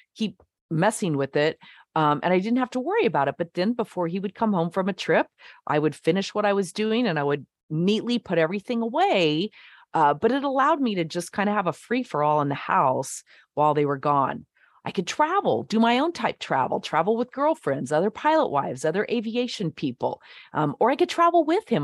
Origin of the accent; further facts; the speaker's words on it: the West, United States; moved away as an adult; also born or lived in Nashville; I'm from the West.